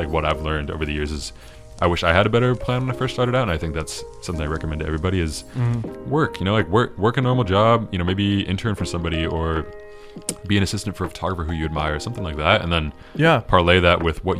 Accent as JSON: {"language": "English", "town": "Seattle", "region": "Washington", "country": "United States", "tie": "born or raised there", "moved": "as an adult", "lives_now": "Los Angeles, United States", "said": "I'm 23 years old right now. So I started when I was about 15. So I'm from Seattle originally. Mm-hmm. So I grew up there my entire life. My family still lives there, so I go back up to Seattle pretty often."}